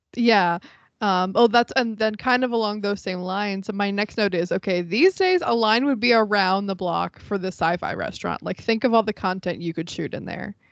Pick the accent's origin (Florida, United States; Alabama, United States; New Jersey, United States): Florida, United States; I'm from Florida